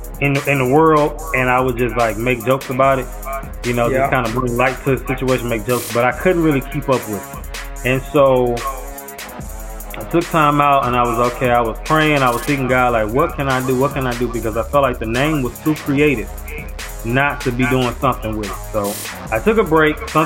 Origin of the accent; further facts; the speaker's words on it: St. Louis, Missouri, United States; now in Houston, United States; I am from St. Louis, Missouri, in the United States. I currently live in Houston, Texas.